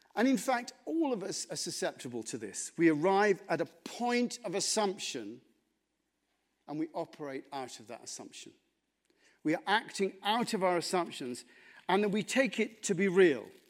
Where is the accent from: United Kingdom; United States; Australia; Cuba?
United Kingdom; England; I'm English